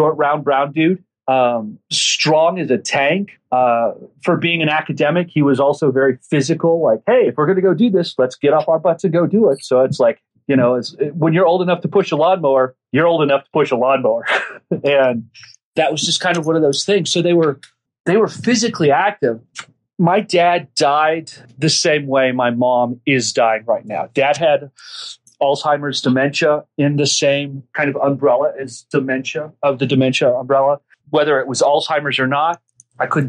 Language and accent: English; Dallas, Texas, United States; also born or lived in San Antonio, Texas; I was born in San Antonio, raised in Dallas